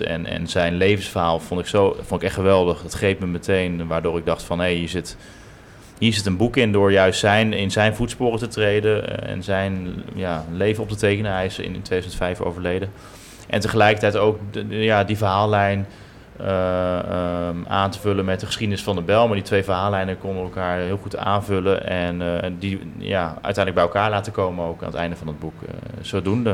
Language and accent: Dutch; Bunnik, Utrecht, Netherlands; moved away as an adult; also born or lived in São Paulo, Brazil; ik kwam inderdaad uit Bunnik, een braaf dorp met allemaal rijtjeshuizen. En dat was ook mijn ideaal van goed wonen